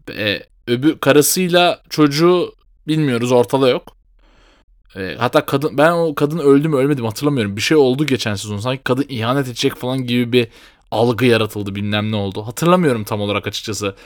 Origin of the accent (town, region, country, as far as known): Turkey